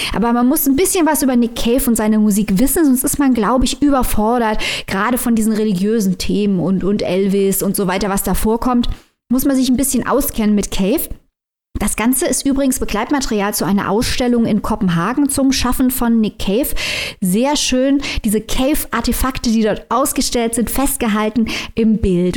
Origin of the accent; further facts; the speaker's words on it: Saarland, Germany; als Saarländerin